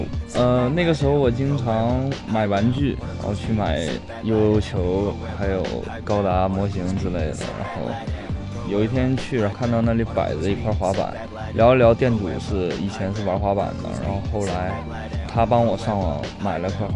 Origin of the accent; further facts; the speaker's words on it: Shenyang, Liaoning, China; now in Shanghai, China; 来自辽宁沈阳。